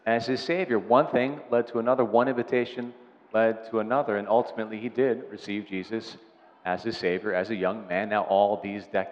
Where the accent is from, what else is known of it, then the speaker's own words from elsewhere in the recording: Delaware County, Pennsylvania, United States; We're all from Delco